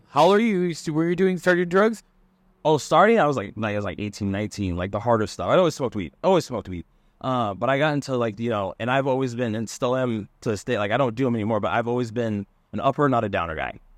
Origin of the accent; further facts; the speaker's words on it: California, United States; moved away as an adult; also born or lived in Columbus, Ohio / Louisville, Kentucky / Monterey / San Diego; growing up in California